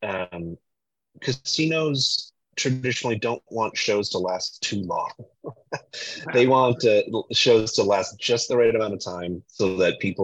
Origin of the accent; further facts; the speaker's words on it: Connecticut, United States; I'm from the Northeast. I grew up in Connecticut